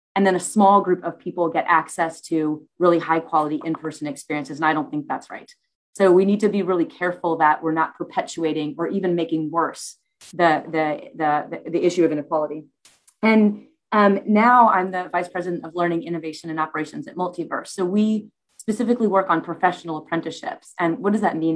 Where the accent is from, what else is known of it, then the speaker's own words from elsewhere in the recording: United States; moved away as an adult; now in United Kingdom; I was born in the US